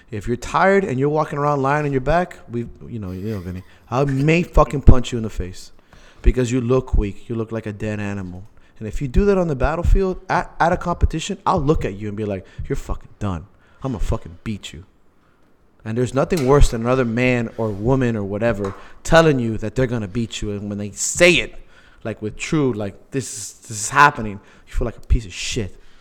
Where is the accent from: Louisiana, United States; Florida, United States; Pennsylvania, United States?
Florida, United States; Miami; we're from Miami